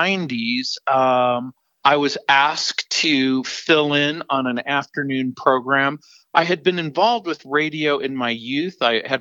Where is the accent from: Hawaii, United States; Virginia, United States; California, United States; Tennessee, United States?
California, United States; Southern; moved away as an adult; also born or lived in New Orleans, Louisiana / Albuquerque, New Mexico / Santa Fe, New Mexico; now in Colorado, United States; I was born in New Orleans, grew up in Southern California, went to the University of San Francisco